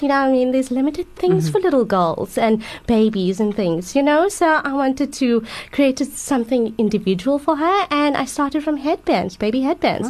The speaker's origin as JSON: {"language": "English", "town": "Johannesburg", "region": "Gauteng", "country": "South Africa", "said": "I'm from Johannesburg"}